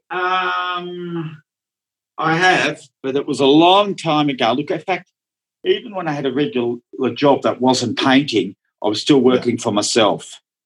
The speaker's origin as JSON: {"language": "English", "town": "Melbourne", "region": "Victoria", "country": "Australia", "tie": "born or raised there", "also_born_or_lived": "Netherlands", "first_language": "Dutch", "second_language": "English", "said": "I grew up in Melbourne"}